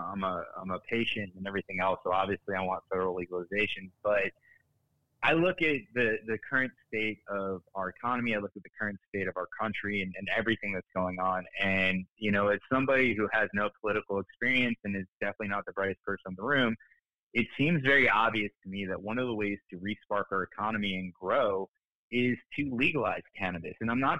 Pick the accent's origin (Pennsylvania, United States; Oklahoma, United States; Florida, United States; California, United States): Florida, United States; when I meet somebody in the country and they ask me where I'm from and I say I'm from South Florida